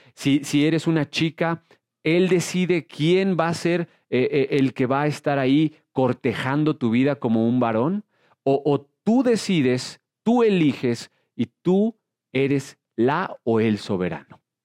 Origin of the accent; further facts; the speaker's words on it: Mexico; soy mexicano